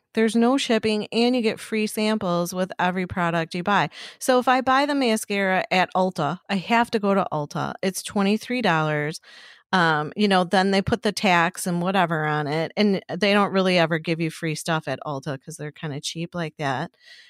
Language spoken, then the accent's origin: English; Chicago, Illinois, United States; I'm from Chicago.